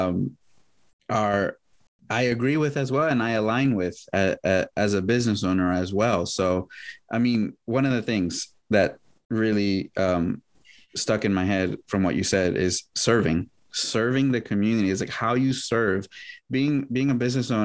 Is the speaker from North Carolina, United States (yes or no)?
no; San Francisco, California, United States; I was born and raised in the Mission